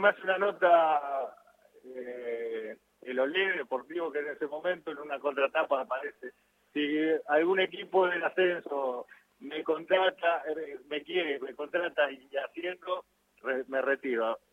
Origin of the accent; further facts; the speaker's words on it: Florencio Varela, Buenos Aires Province, Argentina; yo soy de Varela